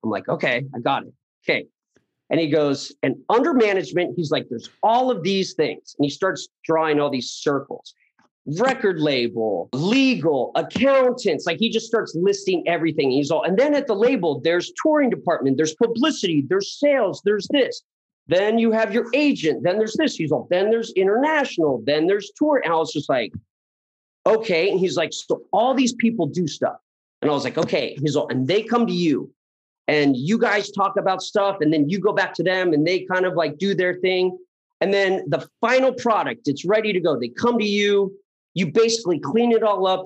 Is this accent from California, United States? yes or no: yes; Poway, California, United States; I grew up in Poway. Yeah. And, uh, I was, I guess you can say, just the quintessential Southern California kid